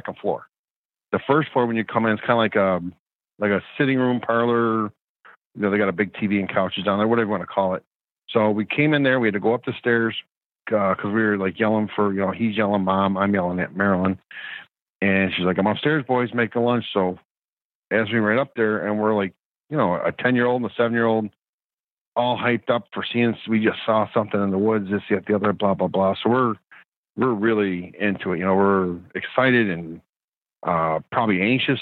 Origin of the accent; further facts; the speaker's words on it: New York, United States; being a New Yorker